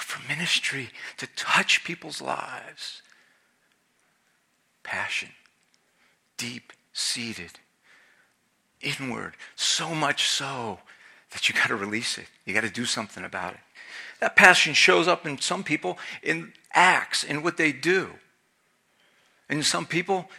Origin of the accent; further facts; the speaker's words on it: Philadelphia, Pennsylvania, United States; now in Maine, United States; I'm Italian, I'm from Philadelphia